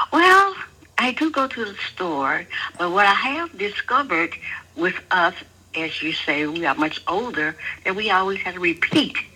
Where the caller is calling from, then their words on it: Atlanta, Georgia, United States; calling from Atlanta, Georgia.